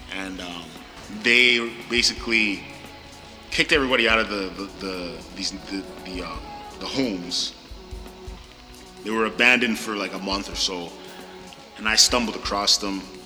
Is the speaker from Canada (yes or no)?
yes; Ottawa, Ontario, Canada; moved away as an adult; born and raised in South Ottawa